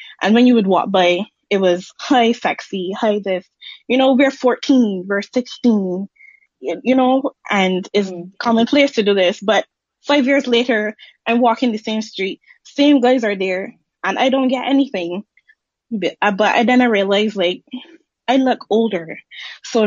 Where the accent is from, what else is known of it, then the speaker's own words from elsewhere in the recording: Barbados; as a Barbadian, I'm from the Caribbean